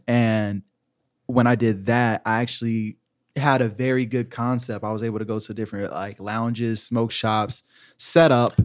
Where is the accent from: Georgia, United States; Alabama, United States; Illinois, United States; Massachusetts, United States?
Georgia, United States; moved away as an adult; also born or lived in Virginia; now in Orlando, United States; I'm from Georgia.